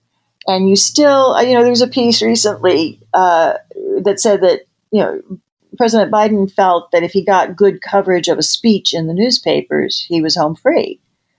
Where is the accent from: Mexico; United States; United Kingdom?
United States; Midwest; You know, you and I grew up in the Midwest